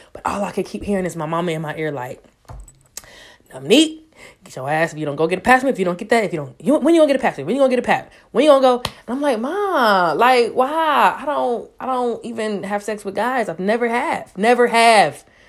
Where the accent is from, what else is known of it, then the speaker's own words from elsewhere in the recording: Raleigh, North Carolina, United States; moved away; Most of my family's from there, so I can honestly say I definitely grew up in that area